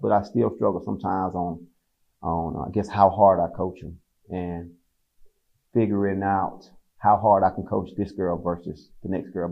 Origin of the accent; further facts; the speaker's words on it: Fort Valley, Georgia, United States; also born or lived in Atlanta, Georgia; I'm from Fort Valley, Georgia. I went to Fort Valley State my first 2 years of college. So I stayed home the first 2 years